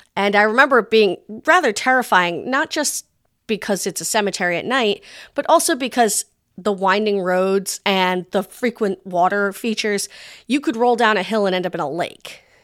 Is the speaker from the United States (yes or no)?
yes; Rhode Island, United States; The state I grew up in, Tiny Rhode Island